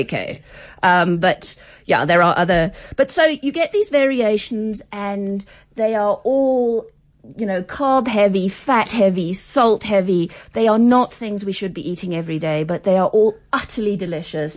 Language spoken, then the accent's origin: English; Pretoria, Gauteng, South Africa; I'm from Pretoria